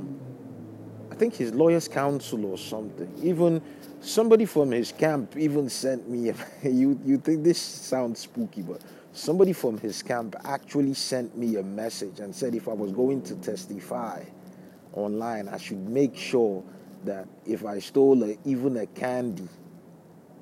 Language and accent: English; Lagos, Nigeria; moved away as an adult; also born or lived in Brooklyn, New York; now in United States; where I grew up in Lagos State in Nigeria